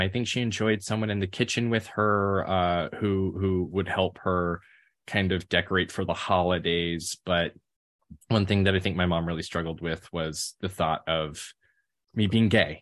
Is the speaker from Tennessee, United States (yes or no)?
yes; Memphis, Tennessee, United States; I grew up in Memphis, Tennessee